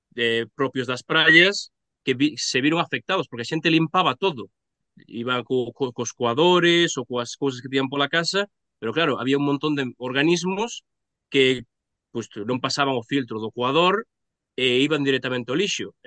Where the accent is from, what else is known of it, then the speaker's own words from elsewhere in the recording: Pontevedra, Galicia, Spain; eu son de Pontevedra